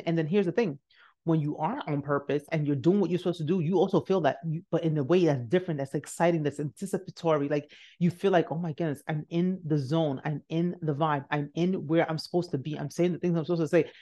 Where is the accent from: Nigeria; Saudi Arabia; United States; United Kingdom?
Nigeria; I'm Nigerian. So one thing we do know is hard work